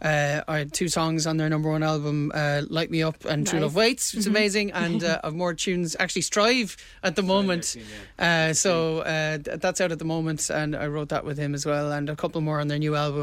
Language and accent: English; Cork, Munster, Ireland; we're from Cork